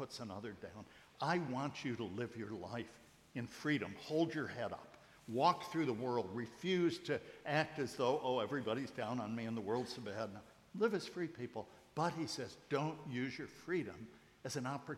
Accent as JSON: {"language": "English", "country": "United States", "said": "I'm an American"}